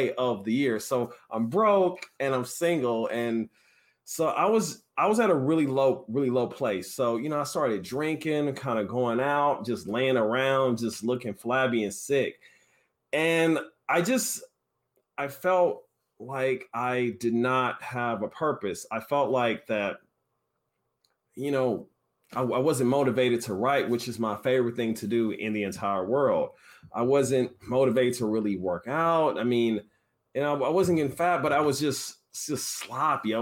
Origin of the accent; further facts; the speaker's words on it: Kansas City, Missouri, United States; now in San Francisco, United States; I'm from Kansas City, Missouri. I currently live in San Francisco, California